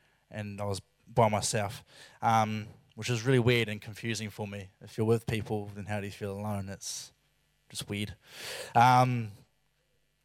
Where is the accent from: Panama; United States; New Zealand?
New Zealand; Christchurch, Canterbury; I went to Christchurch, which is my hometown